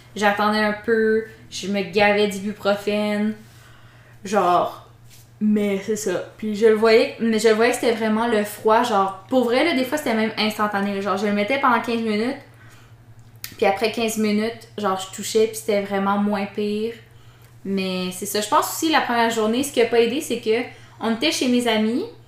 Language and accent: French; the Mont-Tremblant area, Quebec, Canada; moved away; je viens de là-bas, je veux pas aller dans mon coin